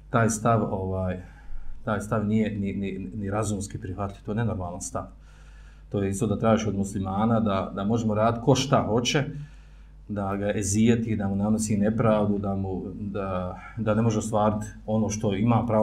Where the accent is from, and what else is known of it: Bosnia & Herzegovina